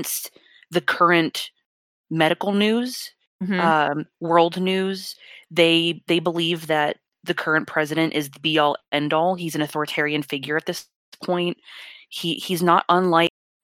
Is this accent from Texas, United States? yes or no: yes; Texas, United States; moved away; they are in my home state